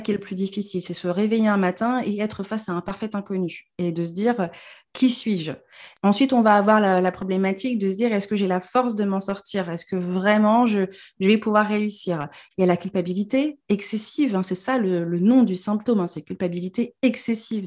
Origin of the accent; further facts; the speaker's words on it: Normandy, France; je suis normande de base et que j'ai jamais vécu en Afrique